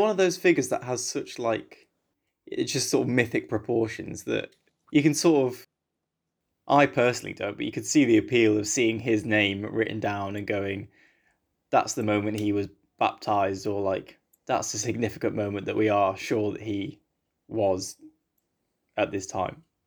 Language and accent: English; England, United Kingdom; I'm from England